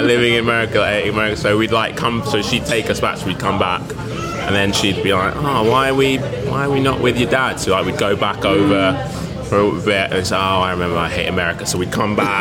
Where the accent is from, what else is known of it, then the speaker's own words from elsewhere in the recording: London, United Kingdom; Grew up and in Lewisham, so I haven't I haven't gone very far at all